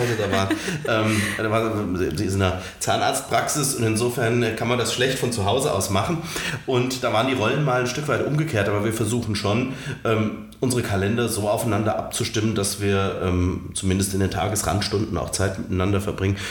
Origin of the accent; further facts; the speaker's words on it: Romrod, Hesse, Germany; also born or lived in Alsfeld; Ich habe damals in Romroth, meiner Heimatkommune, wo ich auch aufgewachsen bin, gewohnt